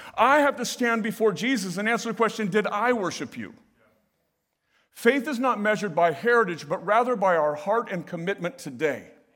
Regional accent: United States; now in Southern California, United States; Being American

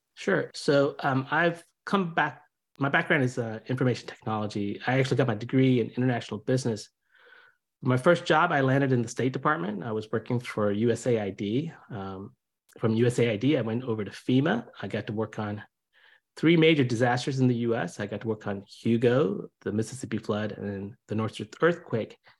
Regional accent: India; now in United States; I'm originally from India. I came here in '76 while my dad was getting his PhD

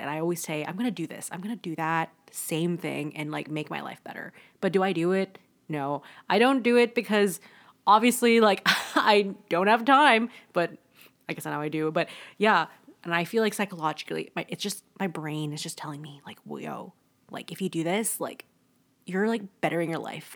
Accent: Toronto, Ontario, Canada; also born or lived in Kingston, Canada; I'm from Toronto

